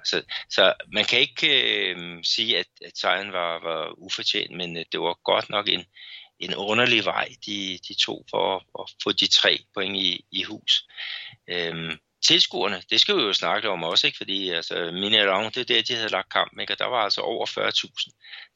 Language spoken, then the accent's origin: Danish; Brazil; also born or lived in Belo Horizonte; som brasilianer